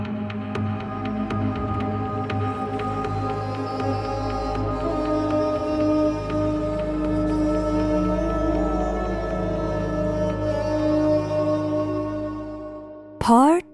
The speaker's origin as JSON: {"language": "English", "town": "Great Neck", "region": "New York", "country": "United States", "tie": "born or raised there", "said": "I'm Iranian American. I grew up in a tight-knit immigrant community in a town called Great Neck"}